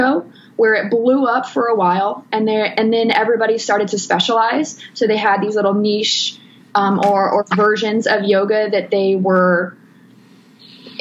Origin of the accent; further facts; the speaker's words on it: Texas, United States; moved away; I grew up in Texas, and I've been back home.